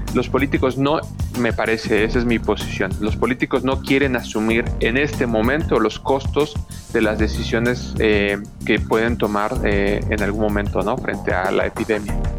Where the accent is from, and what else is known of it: Mexico